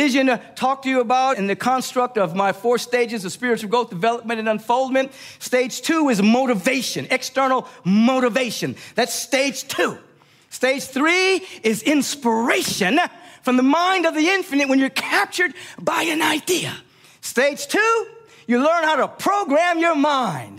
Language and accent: English; Los Angeles, California, United States; I grew up in Los Angeles and went to the beach all the time